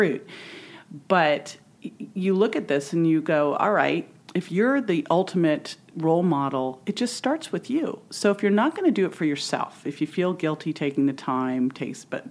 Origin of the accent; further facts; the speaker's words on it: Berkeley, California, United States; also born or lived in San Francisco; I was born in San Francisco. I grew up in Berkeley